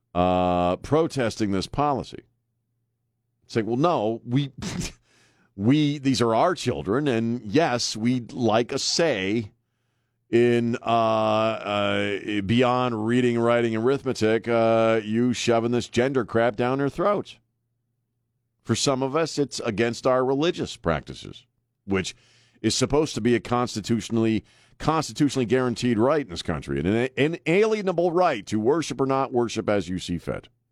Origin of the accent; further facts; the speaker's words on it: Maryland, United States; now in San Antonio, United States; spending most of my youth, or growing up in Maryland.